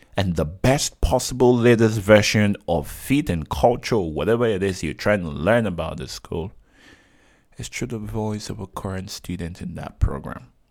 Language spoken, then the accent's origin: English; Nigeria; I'm Nigerian